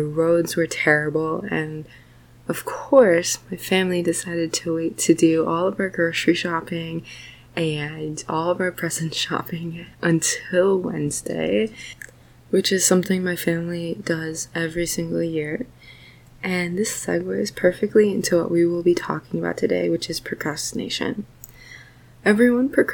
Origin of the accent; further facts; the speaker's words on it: Minnesota, United States; I'm from Minnesota, so like I'm super used to cold and snow and everything